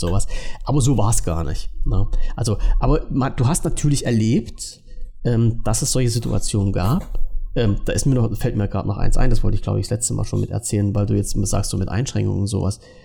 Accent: East Germany, Germany; mein Leben in der DDR doch war und dass ich als Ossi doch eigentlich ein armes Schwein bin

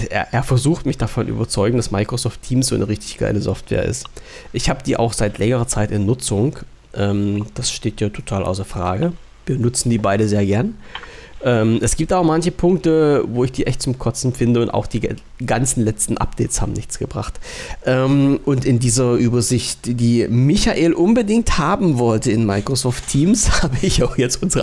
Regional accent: East Germany, Germany; ich als Ossi darf das ja sagen.

